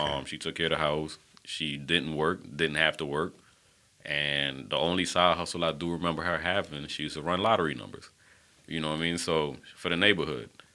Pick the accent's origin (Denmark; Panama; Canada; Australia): Panama; moved away; I was born in Panama, the country